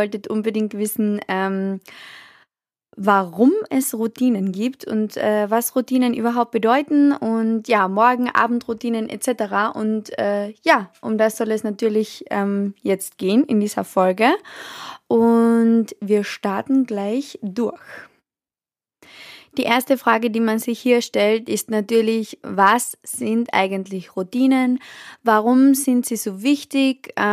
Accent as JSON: {"language": "German", "country": "Austria", "said": "ich weiß nicht, wie das zum Beispiel in Deutschland abläuft, aber bei uns in Österreich ist es so"}